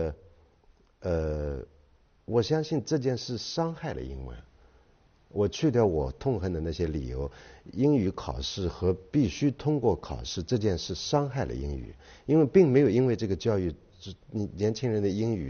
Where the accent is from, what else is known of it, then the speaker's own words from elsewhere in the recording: Shanghai, China; 我们小时候在上海长大的